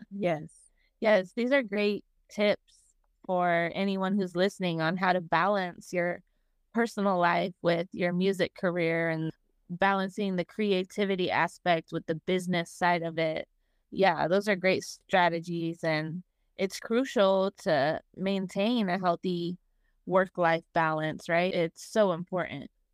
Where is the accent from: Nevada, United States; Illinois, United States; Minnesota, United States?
Nevada, United States; Las Vegas; I'm from Las Vegas